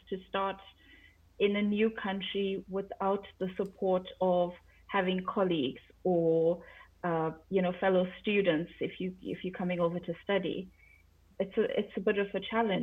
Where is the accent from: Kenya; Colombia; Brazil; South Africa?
South Africa; moved away as an adult; also born or lived in London; now in Sweden; I'm originally from South Africa, and moved to London not much longer after I finished school.